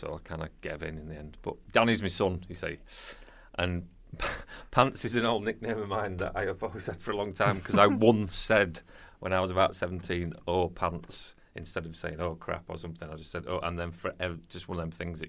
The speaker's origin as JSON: {"language": "English", "town": "Burley", "country": "United Kingdom", "said": "I'm from Burley"}